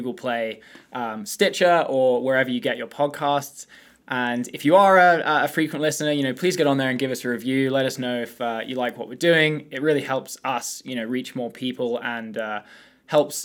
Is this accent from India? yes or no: no; England, United Kingdom; moved away; as an Englishman